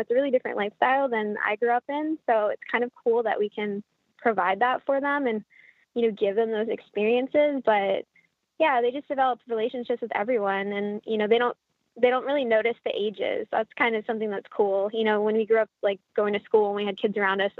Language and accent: English; Canada; now in United States; I'm Canadian